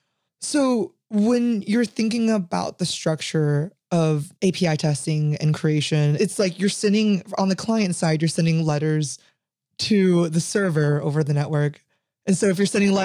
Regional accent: United States; I am American

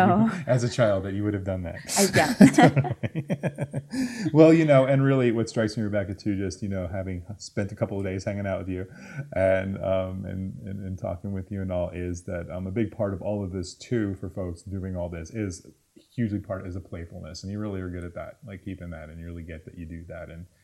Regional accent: New Jersey, United States; I'm from New Jersey and we had lots of white pine.

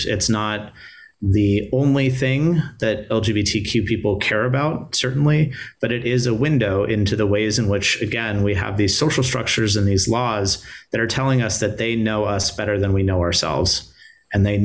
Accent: California, United States; moved away as an adult; I'm from California.

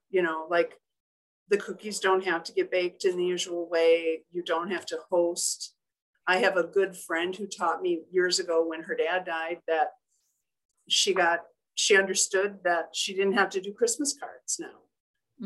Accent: Union Grove, Wisconsin, United States; I'm originally from Union Grove, Wisconsin, where my family, a lot of my family still live

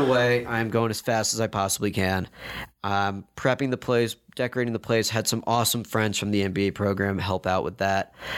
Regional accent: New York, United States; moved away as an adult; also born or lived in Madison, Wisconsin; now in Chapel Hill, United States; born and raised in New York.

